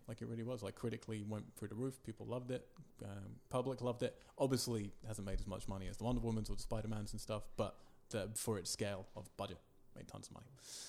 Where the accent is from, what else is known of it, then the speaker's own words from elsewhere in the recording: United Kingdom; now in Los Angeles, United States; Because I'm British and patriotic.